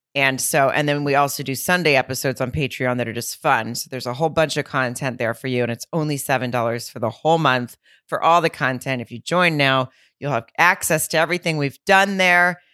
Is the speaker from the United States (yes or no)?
yes; Fayetteville, Arkansas, United States; right outside of my hometown of Fayetteville